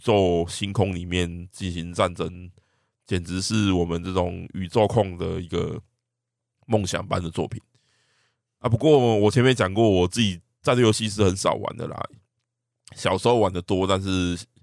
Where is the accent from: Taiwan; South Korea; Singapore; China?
Taiwan; 我们台湾人